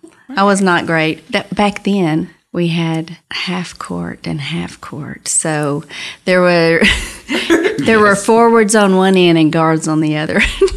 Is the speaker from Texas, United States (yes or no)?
yes; Hart, Texas, United States; also born or lived in Knox City, Texas; now in Dimmitt, United States; I was born in Knox City, but raised in Hart.